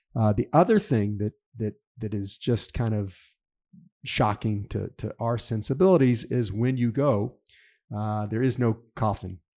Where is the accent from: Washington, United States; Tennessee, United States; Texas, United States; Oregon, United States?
Tennessee, United States; Memphis; moved away as an adult; now in Israel; my hometown of Memphis